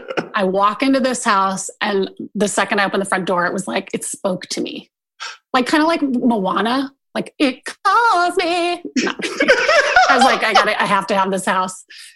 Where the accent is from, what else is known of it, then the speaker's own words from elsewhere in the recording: Kansas City, Missouri, United States; moved away as an adult; also born or lived in Minnesota; now in Lenexa, United States; I grew up in Brookside.